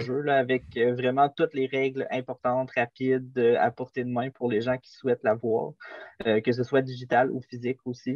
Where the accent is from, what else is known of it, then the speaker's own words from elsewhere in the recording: Quebec, Canada; on vient de Québec